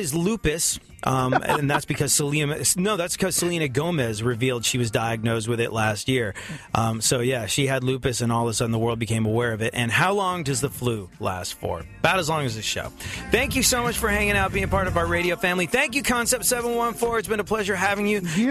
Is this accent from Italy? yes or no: no; London, United Kingdom; growing up in London